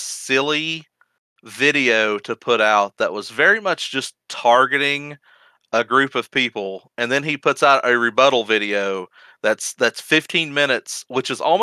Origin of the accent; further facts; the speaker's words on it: United States; I'm an American